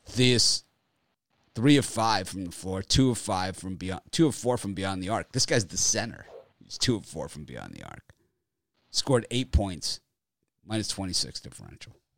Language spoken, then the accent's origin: English; Florida, United States; I'm from Florida, so we don't grow up on the ice and stuff.